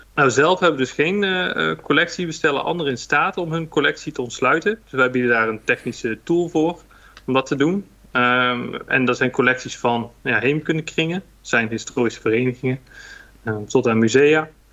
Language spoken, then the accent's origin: Dutch; Hilvarenbeek, North Brabant, Netherlands; also born or lived in Nijmegen; now in Rosmalen, Netherlands; geboren in Hilvarenbeek, vlakbij de de grens met België